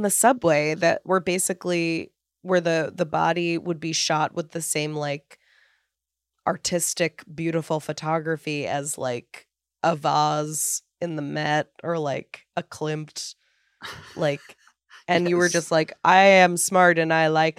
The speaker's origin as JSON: {"language": "English", "region": "tri-state area", "country": "United States", "tie": "born or raised there", "said": "I grew up in the Tri-State area."}